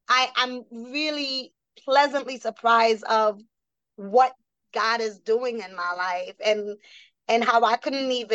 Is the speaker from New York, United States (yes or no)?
yes; New York City, New York, United States; also born or lived in Haiti; Born in Haiti, raised in the Bronx, New York